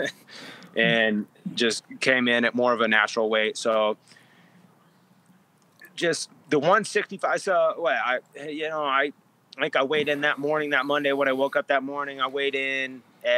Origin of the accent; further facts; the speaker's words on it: United States; as an American